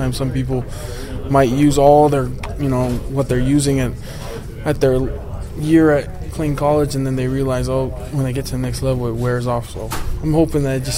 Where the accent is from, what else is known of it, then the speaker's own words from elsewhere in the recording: Waianae, Hawaii, United States; moved away; I'm from Waianae. It's on the west coast of Oahu